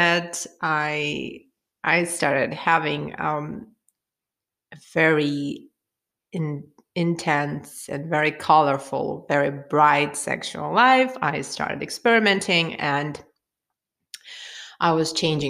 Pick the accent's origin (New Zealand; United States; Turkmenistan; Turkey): Turkmenistan; I'm from Turkmenistan, where the most of the population are Muslims